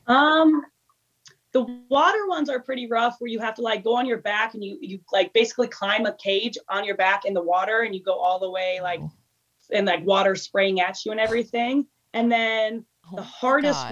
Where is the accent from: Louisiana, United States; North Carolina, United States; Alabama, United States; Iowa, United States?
Iowa, United States; Des Moines; also born or lived in Miami / Chicago / California; now in Boulder, United States; I currently live in Boulder, Colorado. Um, and I was born and raised in Des Moines, Iowa, where my whole family still is.